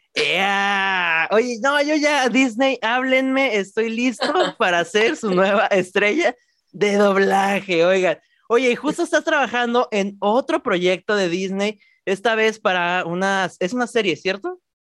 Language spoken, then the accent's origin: Spanish; Mexico; de mi país, orgullosamente mexicano